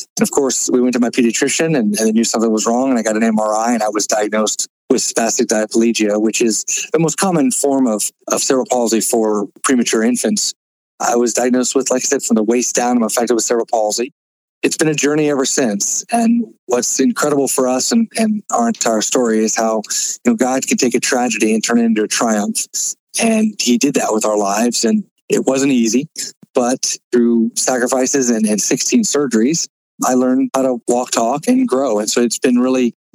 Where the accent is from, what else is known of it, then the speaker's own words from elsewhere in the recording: Florida, United States; I was born in Florida